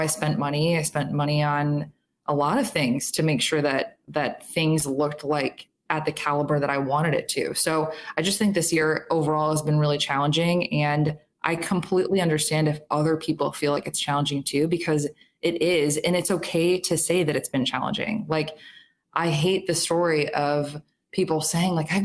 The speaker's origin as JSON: {"language": "English", "town": "Chicago", "region": "Illinois", "country": "United States", "also_born_or_lived": "Minneapolis", "said": "So I'm from Chicago. I live in Chicago now"}